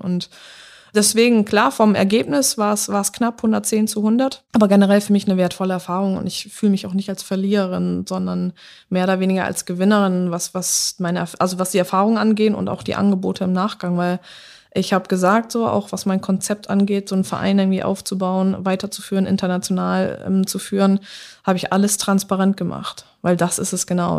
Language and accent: German; Germany; also born or lived in England; ich bin aus Deutschland.